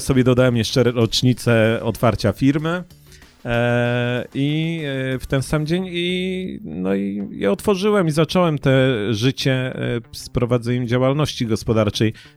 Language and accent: Polish; Poznań, Greater Poland, Poland; jestem poznaniakiem